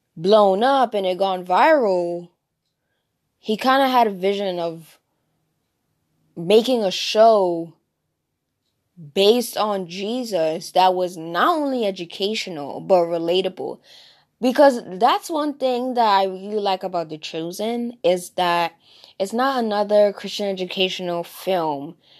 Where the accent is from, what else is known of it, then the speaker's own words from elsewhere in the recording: New Jersey, United States; accent: Jersey; I am from, born and raised in New Jersey.